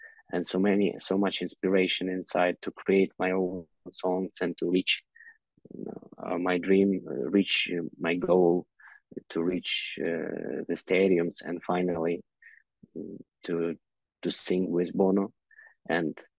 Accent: Kyiv, Ukraine; English is a second language; I was born in Kyiv

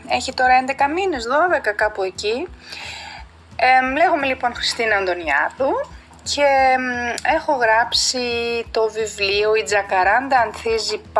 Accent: Greece; moved away as an adult; also born or lived in South Africa; σαν Ελληνίδα

